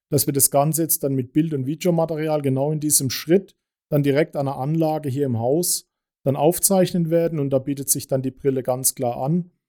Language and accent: German; Baden-Württemberg, Germany; Wir kommen ja hier aus Baden, da geht es.